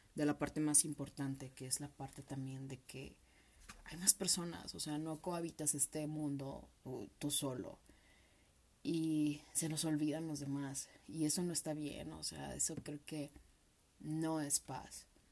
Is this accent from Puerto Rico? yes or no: no; Mexico; como buenos mexicanos